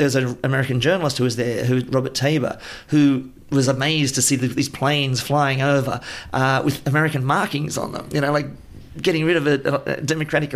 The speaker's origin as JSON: {"language": "English", "country": "Australia", "tie": "born or raised there", "said": "growing up in Australia"}